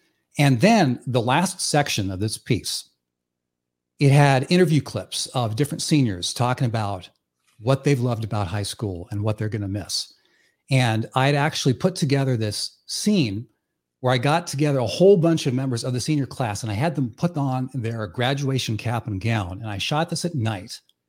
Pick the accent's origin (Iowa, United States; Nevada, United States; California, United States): Iowa, United States; growing up in the town where I grew up in Northwest Iowa. It was a town of 1,000 people. Literally a zero stoplight town, and everyone there worshiped basketball.